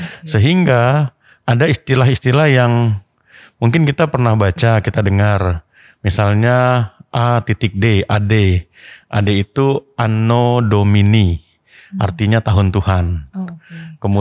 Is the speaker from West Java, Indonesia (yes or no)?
no; North Sumatra, Indonesia; dong saya orang